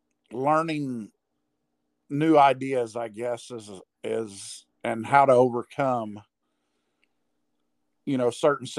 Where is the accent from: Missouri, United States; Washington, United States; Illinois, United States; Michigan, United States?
Missouri, United States; Moberly; I'm from Moberly, Missouri.